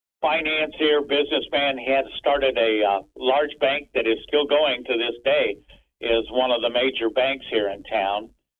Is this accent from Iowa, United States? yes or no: yes; Villisca, Iowa, United States; I grew up in Villisca in my younger years.